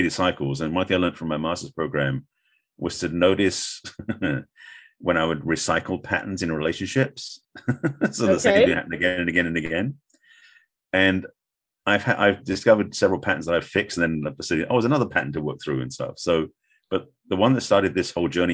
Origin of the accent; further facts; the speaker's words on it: England, United Kingdom; moved away as an adult; now in United States; being English, I'd only been in America at this point, like maybe 5 years, 6 years. So my accent was even thicker